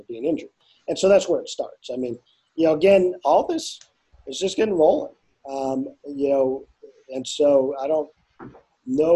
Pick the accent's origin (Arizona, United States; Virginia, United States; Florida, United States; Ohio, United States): Arizona, United States; Douglas; I grew up down on the Mexican border here in a little town called Douglas, Arizona